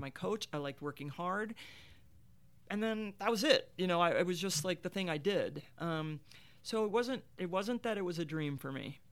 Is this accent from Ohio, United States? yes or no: yes; Marietta, Ohio, United States; I grew up in Marietta, Ohio